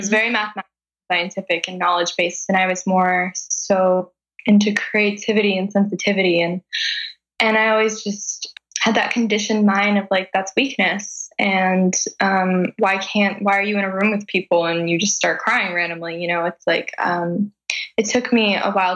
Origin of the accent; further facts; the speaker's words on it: Los Angeles, California, United States; moved away as an adult; also born or lived in Calabasas; now in Kauai, United States; I grew up in Los Angeles, moving all around LA, kind of the Valley area. And I went to high school in Calabasas